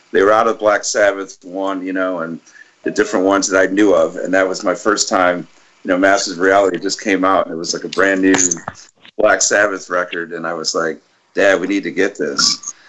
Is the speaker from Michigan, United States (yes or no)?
yes; Detroit, Michigan, United States; as a you know white boy growing up in Detroit